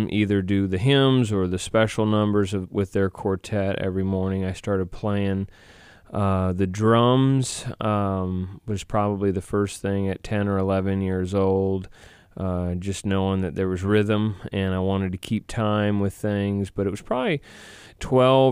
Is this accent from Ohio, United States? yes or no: no; Cherry Valley, Illinois, United States; also born or lived in Rockford, Illinois; when I was young, my parents moved just outside of Rockford, Illinois, to Cherry Valley